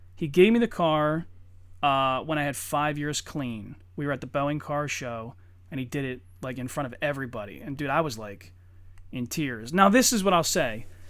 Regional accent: Eddystone, Pennsylvania, United States; also born or lived in Norwood; I grew up in Eddystone

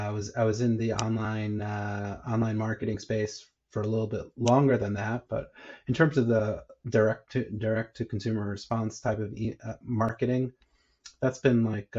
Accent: New York, United States; moved away as an adult; now in Israel; born and bred in New York, and then I moved over to Israel, when, as an adult

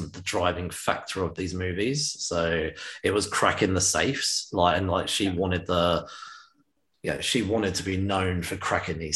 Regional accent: United Kingdom; as a British man

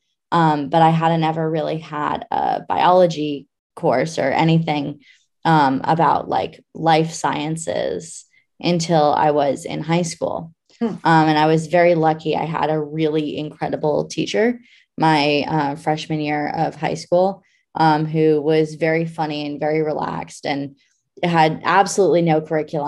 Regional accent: Anchorage, Alaska, United States; I grew up in Anchorage, Alaska.

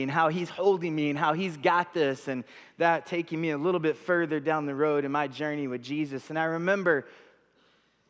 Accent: Texas, United States; moved away as an adult; also born or lived in Vancouver, Canada; We grew up in Texas, but we moved here from Vancouver, British Columbia in Canada

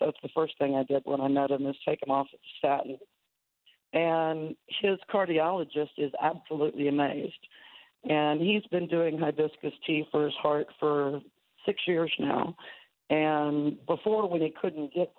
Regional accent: Houston, Texas, United States; I grew up in Houston

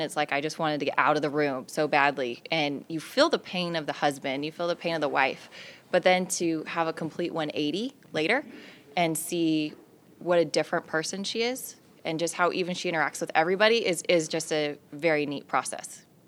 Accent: California, United States; also born or lived in Las Vegas, Nevada; I was born and raised in California

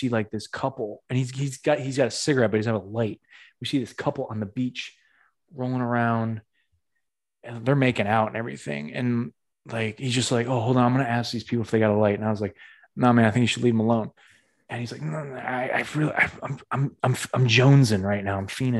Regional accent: New England, United States; That's what New England people do. We bridge two thoughts together with fucking.

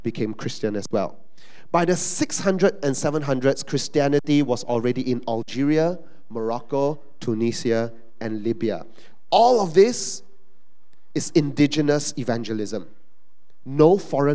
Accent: Malaysia; we're Malaysian Chinese

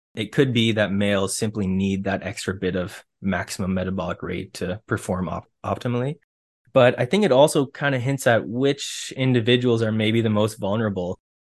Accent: Ontario, Canada; I grew up in Ontario

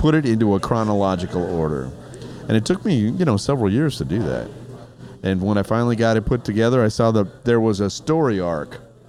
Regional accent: Germany; now in Chicago, United States; Kevin found out that I spoke German. I grew up in Germany. I spoke fluent German.

